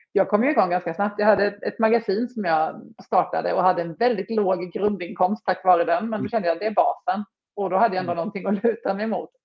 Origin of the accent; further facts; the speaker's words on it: Småland, Sweden; accent: Småland; jag är ju smålänning som man hör